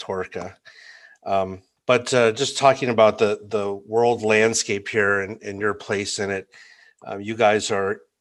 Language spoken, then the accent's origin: English; United States; an American traveling to Iceland and a consumer here in the US